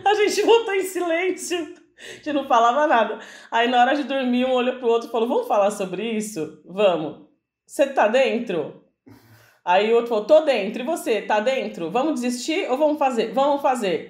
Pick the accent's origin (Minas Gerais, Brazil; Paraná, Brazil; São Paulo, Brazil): São Paulo, Brazil; A gente é de São Paulo